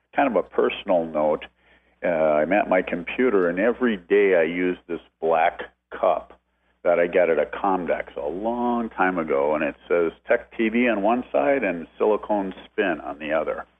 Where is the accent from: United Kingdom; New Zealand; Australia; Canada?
Canada; now in Las Vegas, United States; I'm Canadian